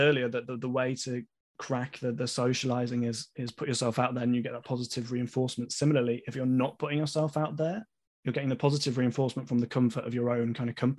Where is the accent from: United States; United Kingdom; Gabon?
United Kingdom; Leeds, Yorkshire and the Humber; moved away as an adult; Growing up in Leeds